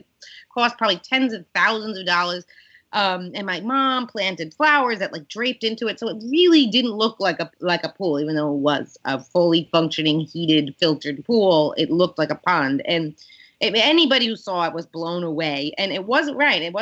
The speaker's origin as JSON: {"language": "English", "town": "New York City", "region": "New York", "country": "United States", "tie": "born or raised there", "said": "people I grew up with in Queens"}